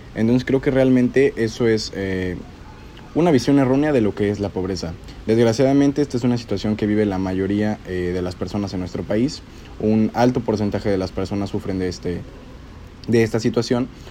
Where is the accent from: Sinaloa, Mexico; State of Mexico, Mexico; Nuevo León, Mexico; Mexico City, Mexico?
State of Mexico, Mexico; yo soy del Estado de México